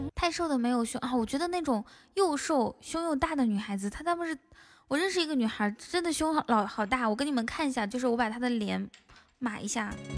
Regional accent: Ganqika, Inner Mongolia, China; now in Shanghai, China; 我才不是海拉尔人呢，我是内蒙古自治区科尔沁左翼后旗甘旗卡镇满斗村的。

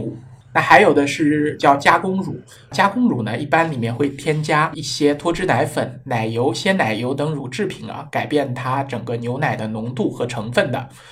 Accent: China; 我们中国人优良的素质

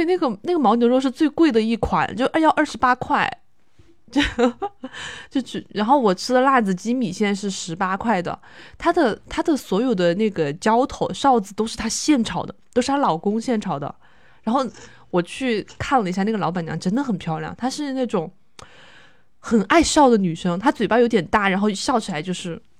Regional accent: Chongqing, China; 不知道是不是我重庆人吃不来麻，他这个花椒放的很多

